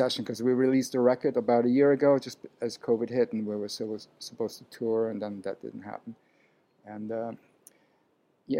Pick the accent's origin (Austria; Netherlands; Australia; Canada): Austria; Vienna; now in New York City, United States; I was born in Vienna, Austria, to a Hungarian father, Austrian mom